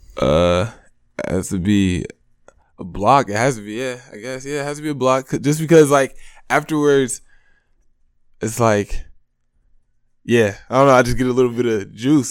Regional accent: Monroe, Michigan, United States; I'm from Monroe, Michigan.

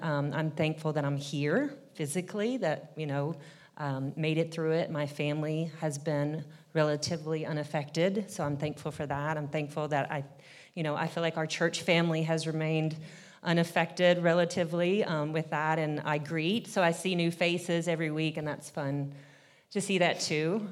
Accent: Kentucky, United States; now in Nashville, United States; I'm originally from Kentucky. I've lived in Nashville now for about twenty years

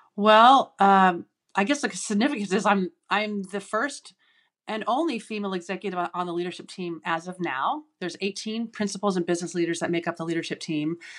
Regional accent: Seattle, Washington, United States; I grew up in Seattle, and I'm the youngest of six children

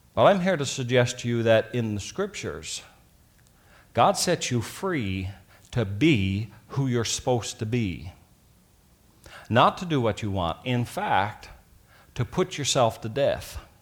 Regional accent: Newfoundland and Labrador, Canada; when I was growing up in Newfoundland

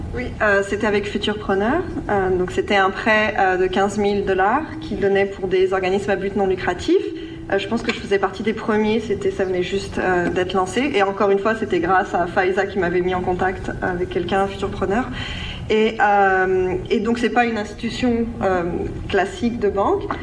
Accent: France; moved away; en tant que Français, euh, de France

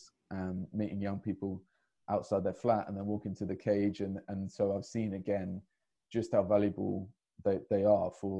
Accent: London, United Kingdom; So I grew up in Hackney myself

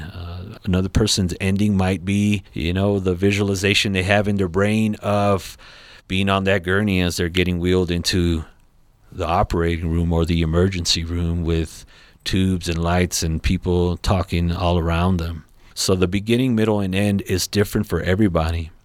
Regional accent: Los Angeles, California, United States; now in Colorado Springs, United States; I'm from Los Angeles, California

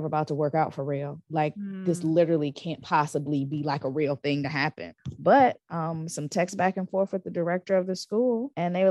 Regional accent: United States; first language English; moved away as an adult; now in Paris, France; I'm American. And what I can bring to the table as an American, as a native English speaker

